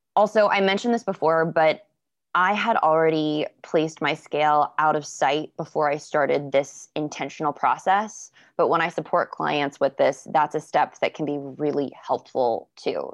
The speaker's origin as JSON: {"language": "English", "region": "Florida", "country": "United States", "tie": "born or raised there", "said": "I grew up in Florida"}